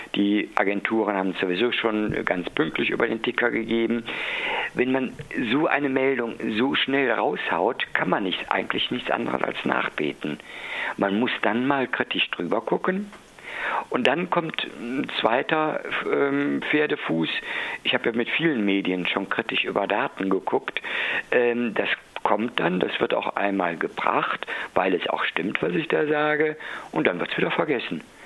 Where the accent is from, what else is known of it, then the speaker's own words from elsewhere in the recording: Cologne, North Rhine-Westphalia, Germany; ich bin ein Kölner